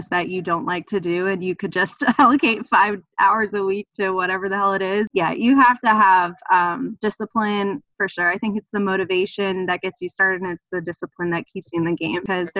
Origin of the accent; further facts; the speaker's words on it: New York City, New York, United States; moved away as an adult; also born or lived in New Haven; I'm from New York City